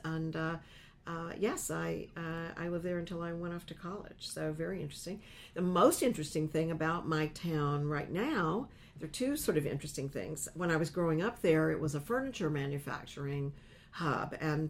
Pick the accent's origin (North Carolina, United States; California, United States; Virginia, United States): North Carolina, United States; Lenoir; moved away; it might have come from my hometown.